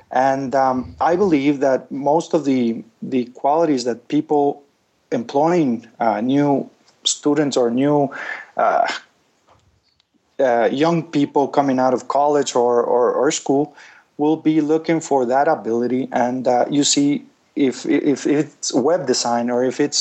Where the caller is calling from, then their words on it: Guatemala; I'm calling you from Guatemala